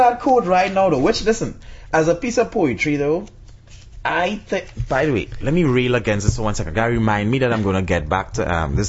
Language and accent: English; Trinidad & Tobago; I'm Trinidadian.